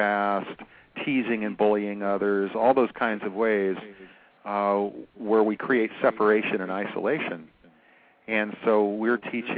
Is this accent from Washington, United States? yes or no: yes; Seattle, Washington, United States; now in California, United States; I've lived on the West Coast of America, Washington, and then California, since I was 5 years old. So when I was a kid growing up in Seattle